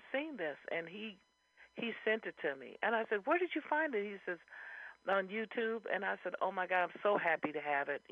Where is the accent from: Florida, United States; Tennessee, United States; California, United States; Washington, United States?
California, United States; Fresno; moved away as an adult; now in San Francisco Bay Area, United States; I came from the Valley, from Fresno, you know, halfway between here and Los Angeles